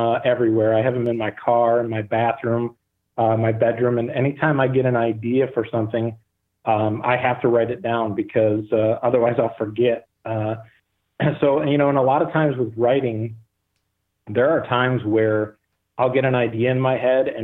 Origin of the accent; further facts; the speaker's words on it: Michigan, United States; I'm born and raised in Michigan